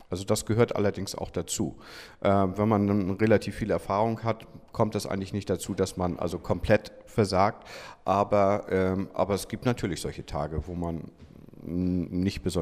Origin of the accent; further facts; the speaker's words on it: Kiel, Schleswig-Holstein, Germany; Ich bin Kieler und äh, also ich bin in Kiel geboren und dann die ersten fünf Jahre hier gewesen, dann 15 Jahre außerhalb und äh, jetzt seit ähm, seitdem ich 20 bin, wieder hier, also 27 Jahre.